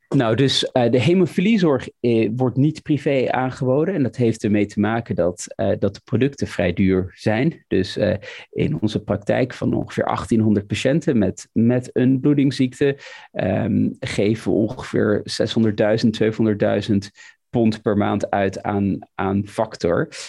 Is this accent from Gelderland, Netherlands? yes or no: no; Almere, Flevoland, Netherlands; moved away as an adult; now in London, United Kingdom; ik kom uit Almere, zoals je het weet, in het Flevo ziekenhuis